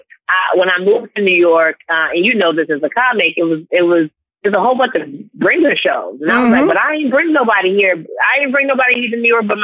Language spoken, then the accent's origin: English; Nigeria; And because I'm Nigerian, we're so entrepreneurial in our mindset.